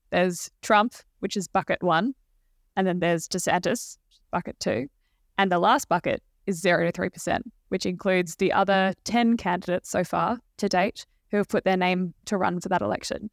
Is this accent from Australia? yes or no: yes; Australia; as an Australian working on the book